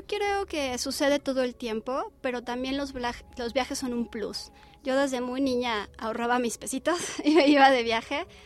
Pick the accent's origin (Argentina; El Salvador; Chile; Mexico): Mexico